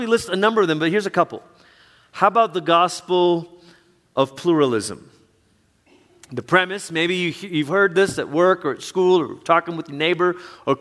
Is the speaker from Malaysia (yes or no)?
yes; Malaysia; moved away; Growing up in Malaysia, where there's many different religions in Malaysia